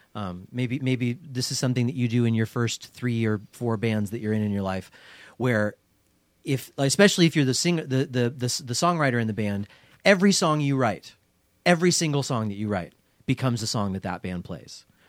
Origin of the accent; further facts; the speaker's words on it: Portland, Oregon, United States; straight edge scene that I grew up in here in Portland